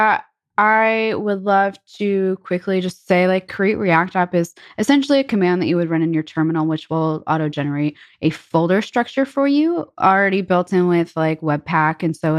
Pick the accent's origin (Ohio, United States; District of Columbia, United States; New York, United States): New York, United States; I come from New York, and me being a New Yorker, I love quality pizza.